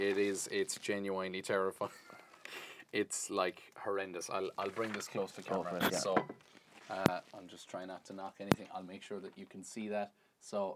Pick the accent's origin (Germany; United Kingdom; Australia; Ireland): Ireland; I have the shame of 1,000 years of being an Irishman